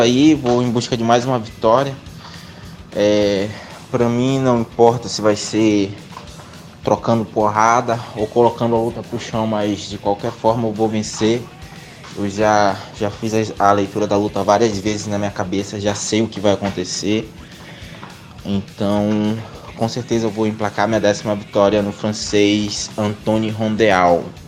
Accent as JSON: {"language": "Portuguese", "town": "Maués", "region": "Amazonas", "country": "Brazil", "also_born_or_lived": "Manaus", "said": "Sou do interior de Manaus, na verdade, de Maués, né? Mas treino em Manaus"}